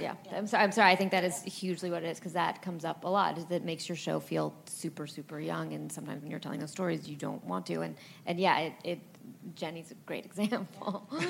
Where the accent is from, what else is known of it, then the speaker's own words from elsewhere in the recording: Los Angeles, California, United States; I grew up in Los Angeles, but I went to New York a lot